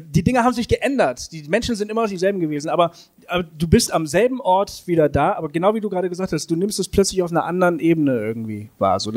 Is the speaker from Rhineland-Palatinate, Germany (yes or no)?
no; Bremen, Germany; Ich bin weggegangen aus Bremen, wo ich aufgewachsen bin.